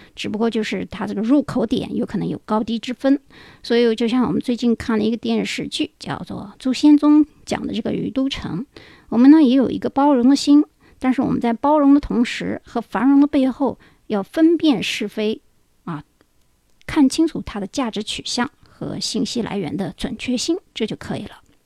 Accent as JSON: {"language": "Chinese", "country": "China", "said": "我们中国人"}